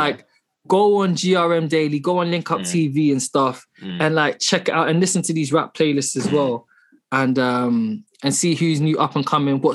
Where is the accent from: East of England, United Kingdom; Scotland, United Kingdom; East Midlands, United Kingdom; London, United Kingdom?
London, United Kingdom; I grew up in London